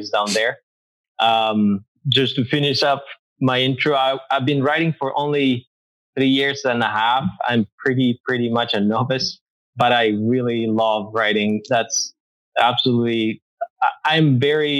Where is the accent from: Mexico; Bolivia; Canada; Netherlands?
Bolivia; moved away; I am originally from Bolivia